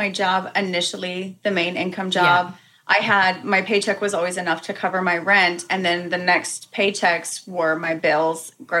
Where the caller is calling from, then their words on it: Hampton, Virginia, United States; Hampton, Virginia.